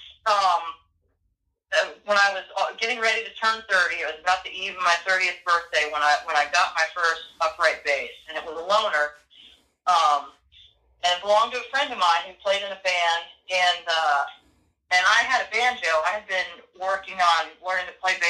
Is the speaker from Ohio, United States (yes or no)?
yes; Ohio, United States; moved away; I grew up in Ohio, and we went to see the Cleveland Symphony